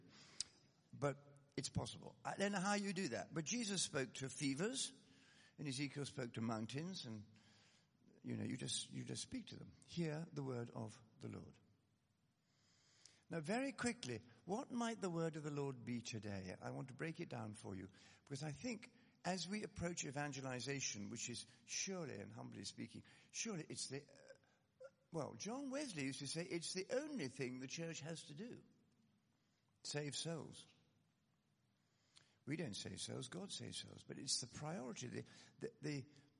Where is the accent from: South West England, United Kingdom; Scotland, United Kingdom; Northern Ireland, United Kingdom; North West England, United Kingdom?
Scotland, United Kingdom; I come, as you may have gathered by now, I come from Scotland.